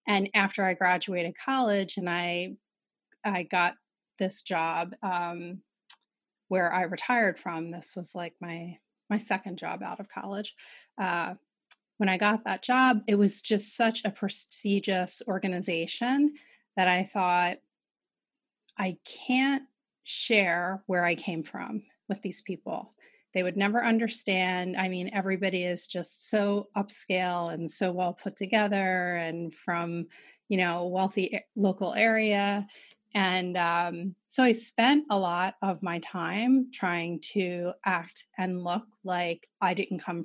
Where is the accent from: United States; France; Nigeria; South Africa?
United States; Philadelphia, Pennsylvania; I grew up in West Philadelphia